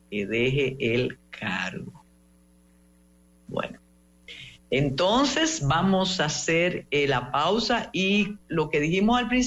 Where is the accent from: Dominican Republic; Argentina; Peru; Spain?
Dominican Republic; Usted que sabe lo que es frío y sabe lo que somos eh, los dominicanos y las dominicanas